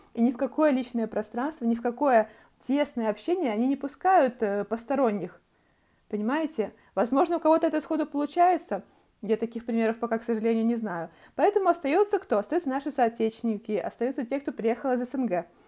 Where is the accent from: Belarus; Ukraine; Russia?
Belarus; moved away as an adult; now in Toronto, Canada; у нас в Беларуси